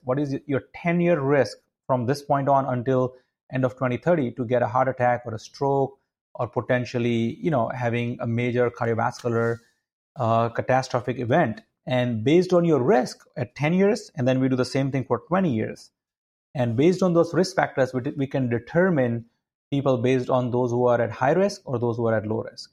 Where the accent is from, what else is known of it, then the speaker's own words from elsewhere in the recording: India; moved away as an adult; also born or lived in Connecticut, United States; now in United States; my background is I grew up in India